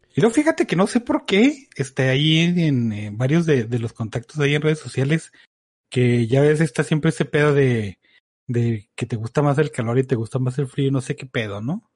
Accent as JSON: {"language": "Spanish", "country": "Mexico", "said": "como buen mexicano"}